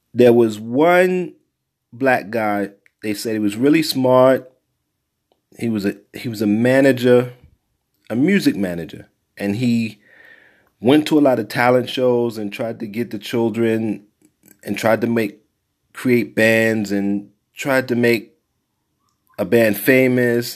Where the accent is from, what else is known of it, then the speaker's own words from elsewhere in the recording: New York City, New York, United States; growing up in Brownsville